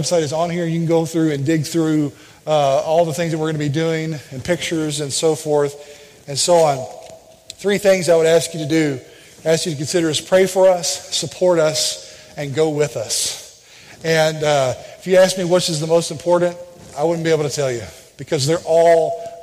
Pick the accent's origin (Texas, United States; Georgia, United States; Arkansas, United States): Arkansas, United States; Jacksonville; We are from Arkansas, just outside of Little Rock, and that's where we were born and raised, in a town called Jacksonville, Arkansas